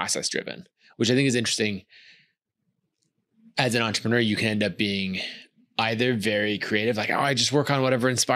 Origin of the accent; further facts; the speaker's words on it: Idaho, United States; So I grew up in Idaho